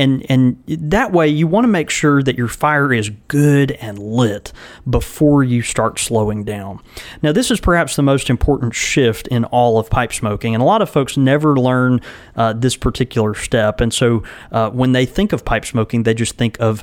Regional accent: the South, United States; we grew up in the South

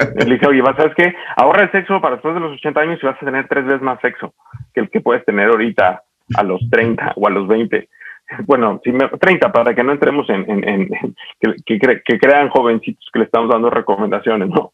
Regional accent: Mexico

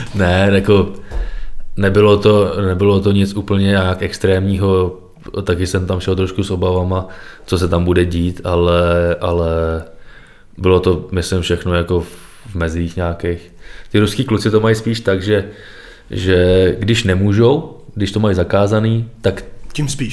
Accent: Trutnov, Hradec Králové Region, Czechia; když jsem byl malý, začínal jsem v Trutnově, pak jsem přešel do Dvora Králové

